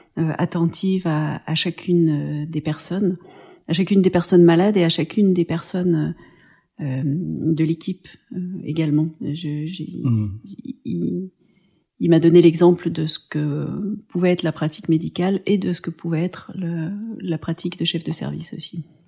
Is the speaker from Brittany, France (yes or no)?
no; Pont-de-Chéruy, Auvergne-Rhône-Alpes, France; j'ai grandi euh, à Pont-de-Chéruy, donc dans une euh, petite ville ouvrière